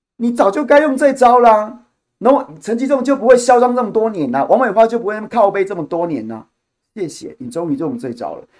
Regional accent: Taiwan; 我作为一个台湾人

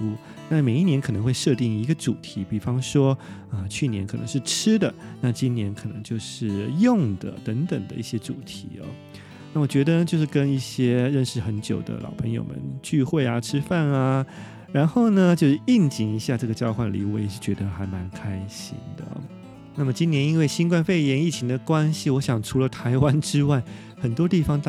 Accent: Japan; Chinese is a second language; 梦醒了才发现啊，居然只有我们日本人过圣诞节是吃炸鸡哦。

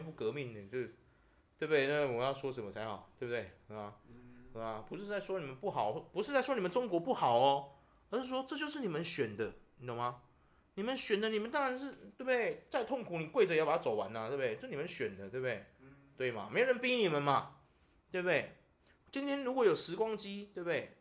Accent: Taiwan; 我们台湾人

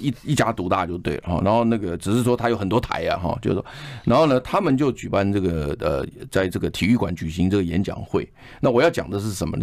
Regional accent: Taiwan; 我们台湾人

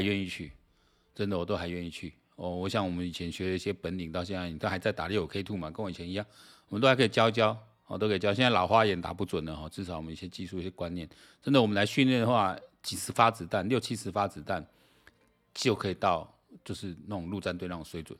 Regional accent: Taiwan; 你让我们台湾人还是有人在看环球时，环球时报的

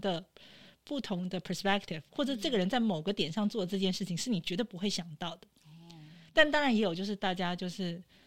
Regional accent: Taiwan; now in Vancouver, Canada; 基本教育是在台湾受教育的

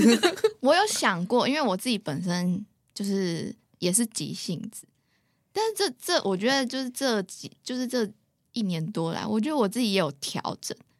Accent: Taipei, Taiwan; moved away as an adult; now in Taichung, Taiwan; 我从小就在台北，新北市生活

